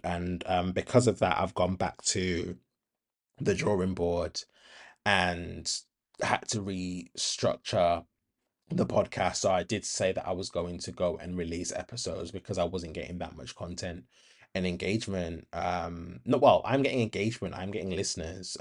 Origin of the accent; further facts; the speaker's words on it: Birmingham, West Midlands, United Kingdom; I was raised in Handsworth